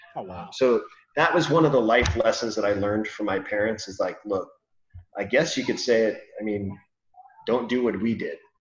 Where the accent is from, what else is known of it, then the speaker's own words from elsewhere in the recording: California, United States; I grew up in California. Been here my whole life.